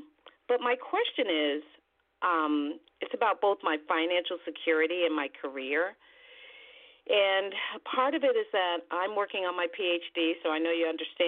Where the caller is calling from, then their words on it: New York, United States; from New York, yes.